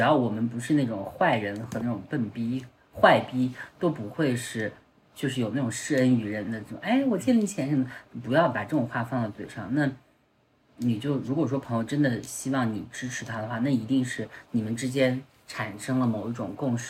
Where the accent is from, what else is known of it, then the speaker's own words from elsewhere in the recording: Ningxia, China; moved away as an adult; also born or lived in Changsha; now in Beijing, China; 至少我在宁夏